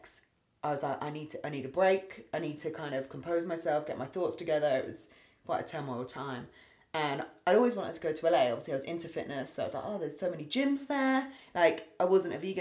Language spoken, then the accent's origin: English; Berkshire, west of London, South East England, United Kingdom; also born or lived in United States; I've grown up and lived in the same area